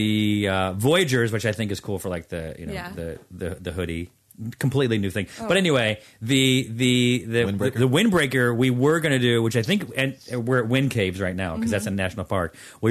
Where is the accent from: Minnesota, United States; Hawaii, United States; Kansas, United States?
Hawaii, United States; accent: Hawaiian Pidgin; Bro, I don't know what my accent